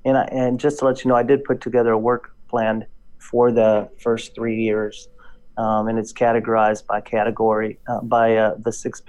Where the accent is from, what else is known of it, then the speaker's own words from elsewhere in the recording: Texas, United States; accent: Texas drawl; I went back home to my hometown in West Texas. In case you don't notice a drawl, that's